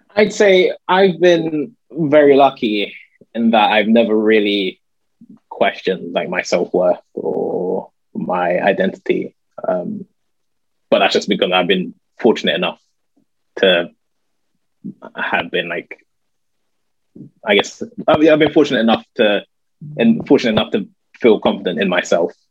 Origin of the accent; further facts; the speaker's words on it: London, United Kingdom; also born or lived in Guildford; I grew up in North London